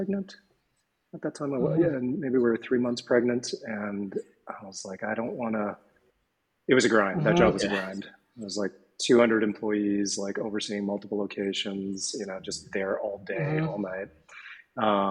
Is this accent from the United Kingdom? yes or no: no; Toronto, Ontario, Canada; moved away as an adult; also born or lived in New York; now in Costa Rica; born and raised in Toronto, Canada